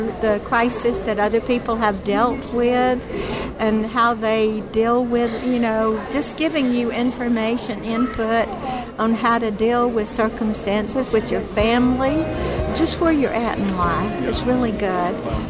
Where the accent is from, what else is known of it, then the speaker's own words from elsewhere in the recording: Florida, United States; now in Memphis, United States; I've been listening to Bot since I moved to Memphis. We moved from Florida to Memphis, and it was a very hard adjustment for me.